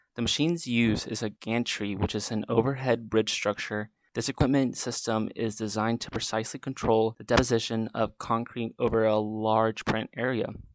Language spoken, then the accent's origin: English; Black Mountain, North Carolina, United States; I'm from Black Mountain, North Carolina